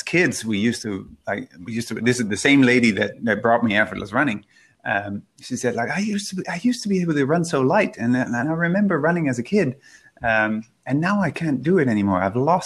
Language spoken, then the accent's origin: English; Netherlands; I grew up in the Netherlands, where it was quite a rural part of the Netherlands